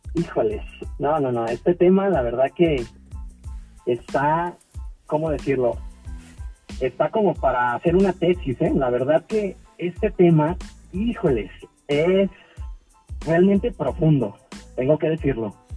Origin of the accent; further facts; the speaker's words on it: Guadalajara, Jalisco, Mexico; soy nacido aquí en Guadalajara, Jalisco. Soy mexicano de, ahora que de, sangre